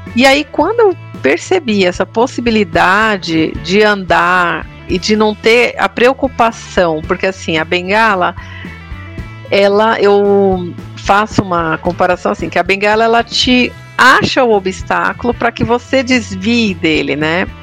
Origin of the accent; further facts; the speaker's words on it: interior of Bahia, Brazil; Eu com esse sotaque, oxente